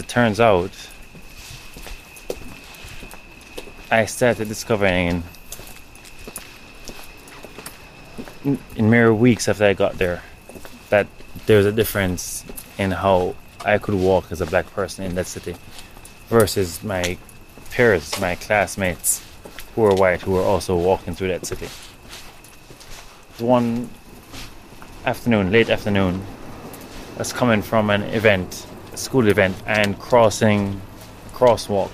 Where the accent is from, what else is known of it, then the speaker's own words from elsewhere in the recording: Jamaica; accent: Jamaican; now in New York City, United States; my Jamaican accent